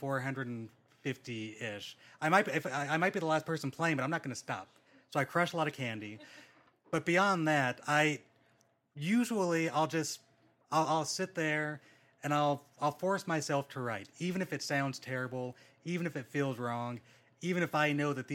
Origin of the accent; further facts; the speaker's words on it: Rancho Cucamonga, California, United States; also born or lived in Anaheim, California; I grew up in Rancho Cucamonga. I grew up in the very house you guys are sitting